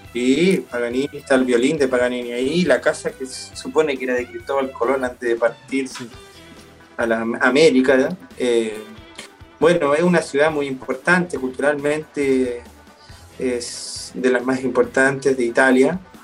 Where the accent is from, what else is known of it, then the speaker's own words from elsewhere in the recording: Chile; also born or lived in United States; now in Argentina; siendo los dos chilenos